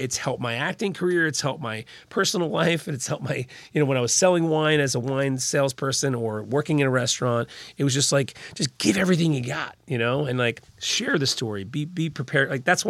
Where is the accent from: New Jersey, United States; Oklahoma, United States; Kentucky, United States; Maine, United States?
New Jersey, United States; Little Silver; also born or lived in Red Bank; I grew up in Little Silver. We lived there till the early 90s, and family made their way to Red